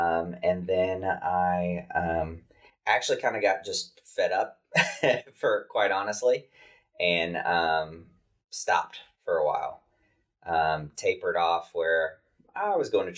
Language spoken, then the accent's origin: English; Reynoldsburg, Ohio, United States; moved away as an adult; also born or lived in Michigan / Atlanta; now in Nashville, United States; I grew up militant Church of Christ in Roanesburg, Ohio, a suburb of Columbus.